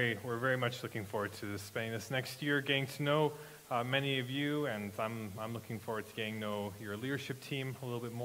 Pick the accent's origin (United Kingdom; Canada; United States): Canada; Regina, Saskatchewan; now in Grunthal, Canada; I grew up in Regina